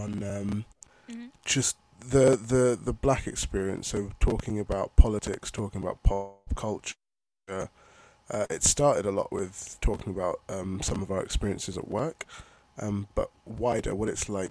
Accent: London, United Kingdom; also born or lived in Nigeria; I am a Nigerian, so born in Nigeria, and I actually moved to London when I was two, so I've been here for 26 years now

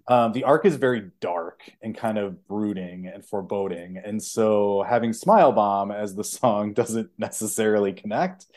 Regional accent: Chicago, Illinois, United States; I'm from Chicago

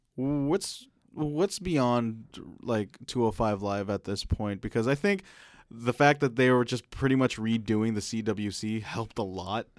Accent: Philippines; as a Filipino male

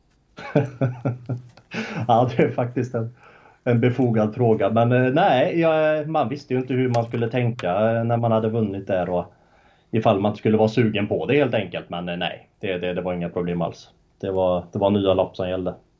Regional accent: Uddevalla, Västra Götaland, Sweden; bott i Uddevalla hela mitt liv

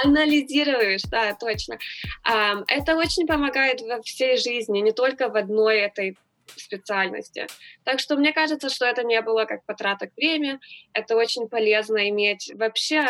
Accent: Los Angeles, California, United States; also born or lived in Moscow; now in Houston, United States; Я вообще родилась в Москве, так что я, может быть, знаю, что такое настоящая зима, но я выросла всю жизнь в Лос-Анджелесе

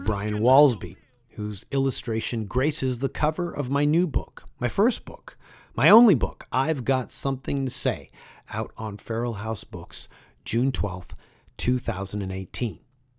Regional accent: Canada; Being saddled next to America, we as Canadian kids were happily inundated by DC and Marvel comic superheroes.

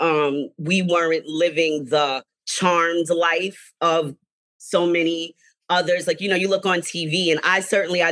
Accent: New York City, New York, United States; I grew up in Mariners Harbor, Staten Island

